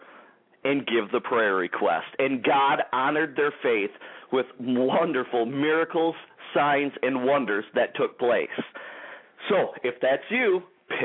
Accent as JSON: {"language": "English", "town": "Detroit", "region": "Michigan", "country": "United States", "tie": "born or raised there", "said": "Rochester Hills, Michigan, the Detroit area, my hometown, baby, the Motor City area"}